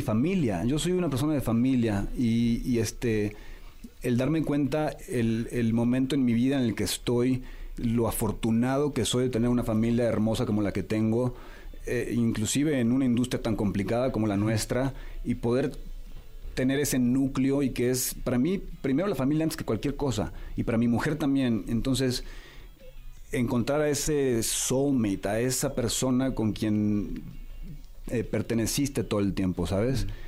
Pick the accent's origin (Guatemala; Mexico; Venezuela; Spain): Mexico; San Miguel de Allende, Guanajuato; also born or lived in Puerto Vallarta, Jalisco; ahí crecí en San Miguel de Allende